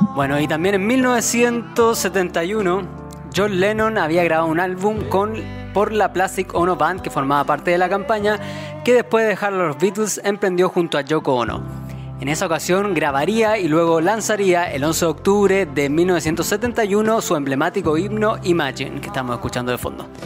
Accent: Chile

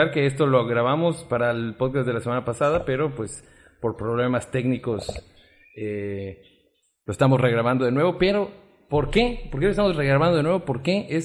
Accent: State of Mexico, Mexico; No, yo soy de aquí, de Chimahualcalco, este, la verdad es que no, no soy francés

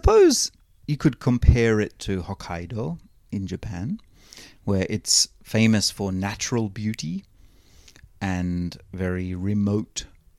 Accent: Victoria, Australia

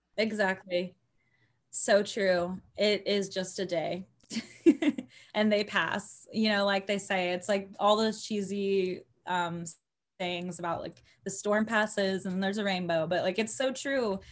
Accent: Cypress, Texas, United States; also born or lived in Los Angeles; I grew up in Cyprus

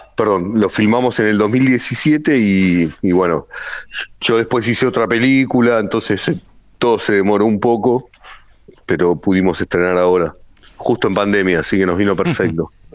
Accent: Hurlingham, Buenos Aires Province, Argentina; mi adolescencia en Hurlingham

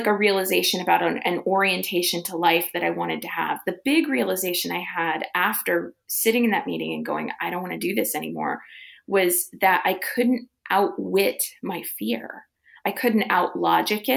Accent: Midwest, United States; now in California, United States; I grew up in the Midwest, came to California

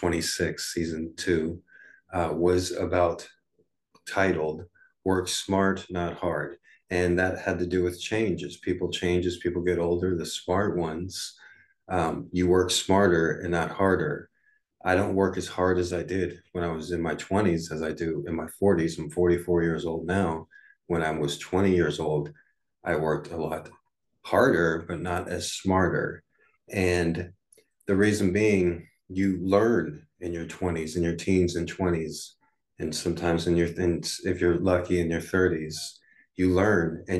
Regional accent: United States; growing up in the United States, you go to elementary school from first grade to fifth grade

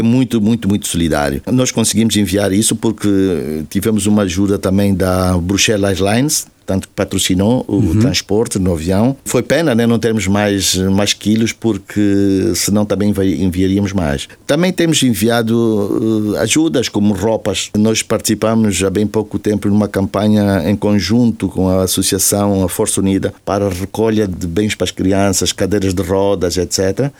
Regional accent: Angola; moved away as an adult; eu tenho saudades da minha terra. Afinal de contas, foi lá que eu nasci, foi lá que eu cresci

